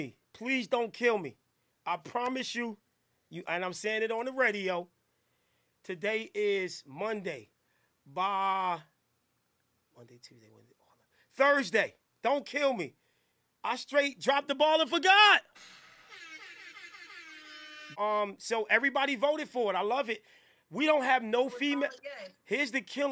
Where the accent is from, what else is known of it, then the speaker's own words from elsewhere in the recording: Newark, New Jersey, United States; I'm from Newark. Steph, I'm from these streets.